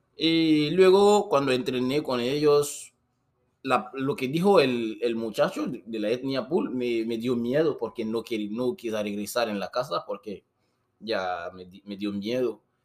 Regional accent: Guinea; Spanish is a second language; moved away as an adult; also born or lived in Brazil; now in Tijuana, Mexico; Esta persona también venía de mi país, de Guinea

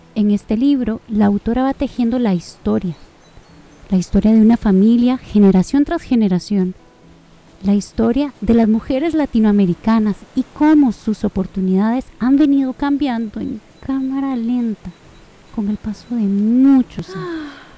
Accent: Costa Rica; le hablo como mujer, como mujer costarricense

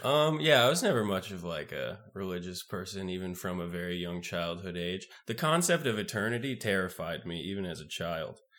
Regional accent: the South, United States; I'm Mormon and I'm from the South

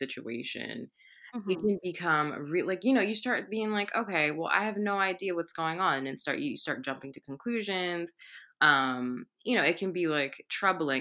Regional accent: United States; I'm like American

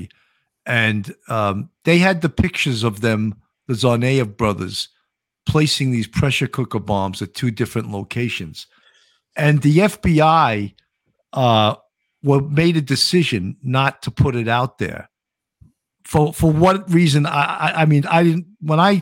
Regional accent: New York, United States; I'm a New Yorker

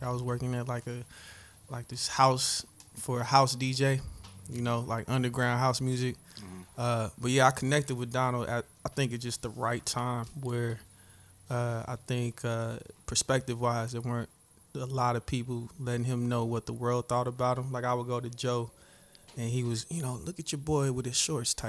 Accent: Nigeria; especially since I'm Nigerian. We have a lot of scammers

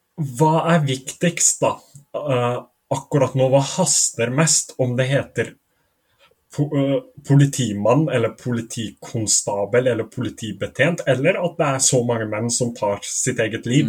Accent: Norway; jeg er norsk

